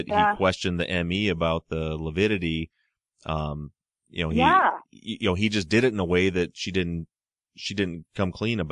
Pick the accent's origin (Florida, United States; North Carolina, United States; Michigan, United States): Michigan, United States; I'm from Michigan